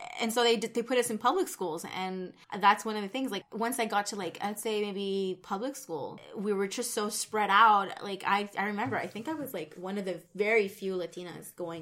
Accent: Nicaragua; oh, I'm from Nicaragua.

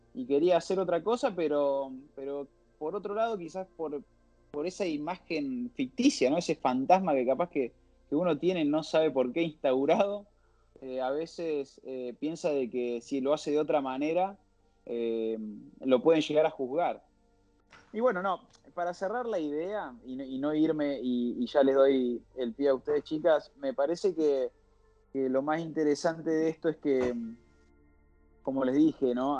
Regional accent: Argentina; now in Barcelona, Spain

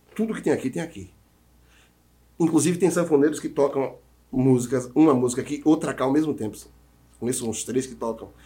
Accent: Jaguara, Bahia, Brazil; moved away; also born or lived in Tanquinho; lá em minha terrinha

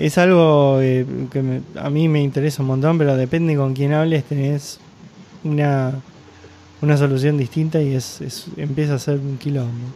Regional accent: Argentina; como argentino, como yo

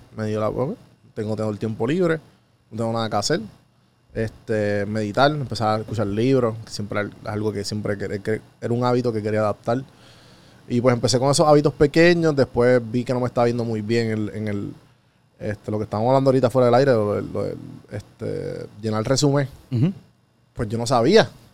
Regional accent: Puerto Rico; moved away as an adult; also born or lived in Atlanta, United States; me mudé de Puerto Rico a Atlanta en el huracán María

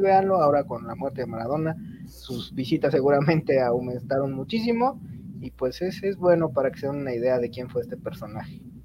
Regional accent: Mexico; como mexicano

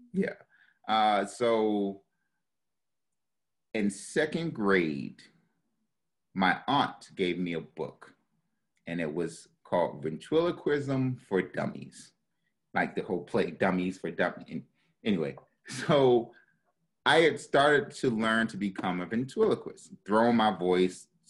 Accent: Baltimore, Maryland, United States; moved away; also born or lived in New York; I'm from Baltimore City, born and raised

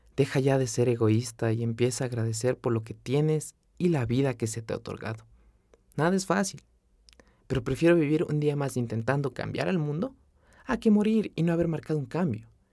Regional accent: Quito, Pichincha, Ecuador; moved away as an adult; Yo nací y crecí en Quito, capital del Ecuador, la carita de Dios

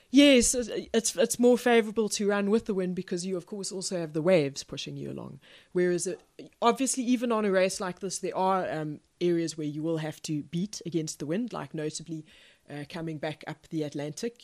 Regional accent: Pretoria, Gauteng, South Africa; I was born in Pretoria in South Africa, which is, uh, not on the coast

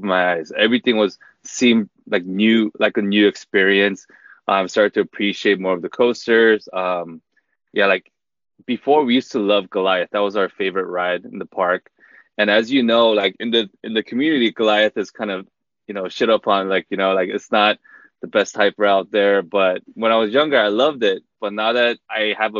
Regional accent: Los Angeles, California, United States; born or raised there; also born or lived in South Korea

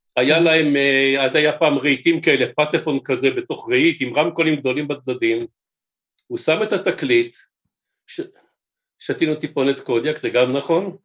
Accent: Jerusalem, Jerusalem District, Israel; אני ירושלמי במקור

